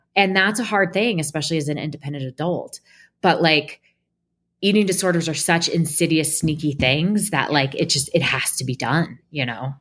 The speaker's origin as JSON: {"language": "English", "town": "Portland", "region": "Oregon", "country": "United States", "tie": "born or raised there", "said": "I was born and raised in Portland, Oregon"}